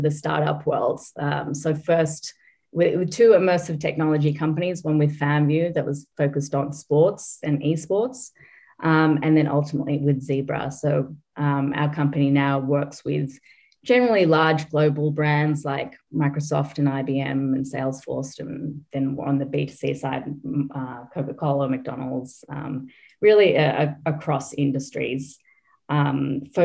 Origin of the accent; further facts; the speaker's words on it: Australia; moved away; I'm Australian, so you probably picked up at this point